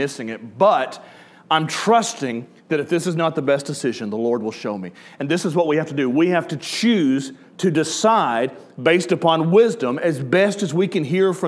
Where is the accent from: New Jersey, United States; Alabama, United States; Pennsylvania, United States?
Alabama, United States; Killen; my hometown in Center Star and Killen into Florence